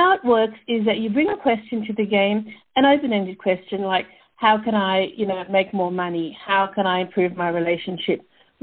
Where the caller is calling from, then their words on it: Canberra, Australian Capital Territory, Australia; So I'm calling from Canberra, which is the capital of Australia. It's sort of between Melbourne and Sydney